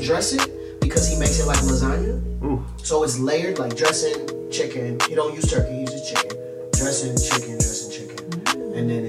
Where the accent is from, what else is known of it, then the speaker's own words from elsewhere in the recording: Nashville, Tennessee, United States; I grew up in Nashville